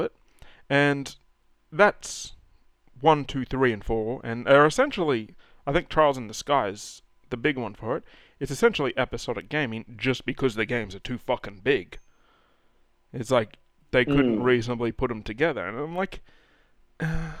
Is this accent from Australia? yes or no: yes; Australia; we're also Australian